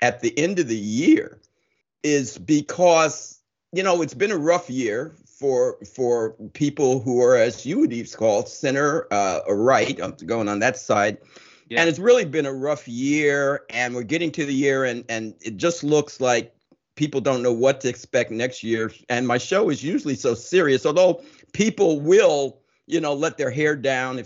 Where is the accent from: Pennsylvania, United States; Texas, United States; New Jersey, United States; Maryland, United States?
New Jersey, United States; moved away as an adult; also born or lived in Ohio; now in Long Island, United States; I grew up in New Jersey, went to college in Ohio, but I've been on Long Island since 1975.